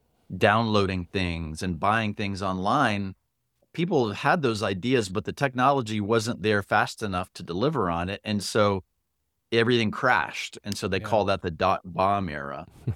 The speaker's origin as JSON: {"language": "English", "town": "Miami", "region": "Florida", "country": "United States", "tie": "born or raised there", "also_born_or_lived": "Panama / Puerto Rico", "said": "I was born in Panama, lived in Puerto Rico, grew up in Miami."}